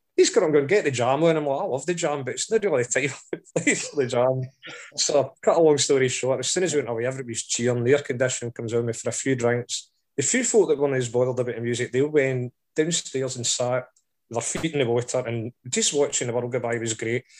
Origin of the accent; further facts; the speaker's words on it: Scotland, United Kingdom; I'm Scottish